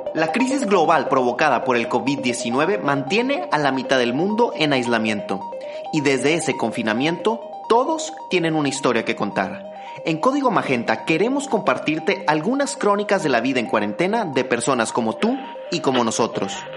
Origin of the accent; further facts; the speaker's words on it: England, United Kingdom; Spanish is a second language; also born or lived in Bavaria, Germany; now in Germany; de Inglaterra y vivo en Alemania